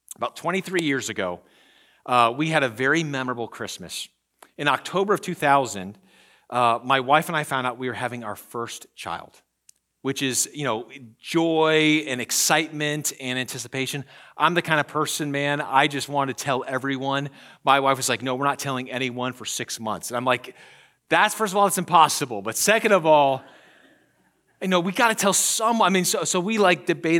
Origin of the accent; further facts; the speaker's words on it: Pennsylvania, United States; moved away; I'm from Pennsylvania.